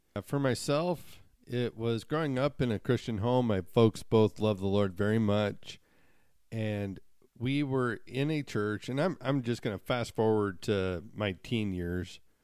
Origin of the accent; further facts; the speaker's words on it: Montana, United States; growing up in Montana